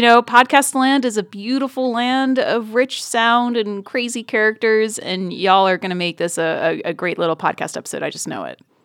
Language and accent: English; West Virginia, United States; moved away as an adult; now in Charlotte, United States; I'm originally from West Virginia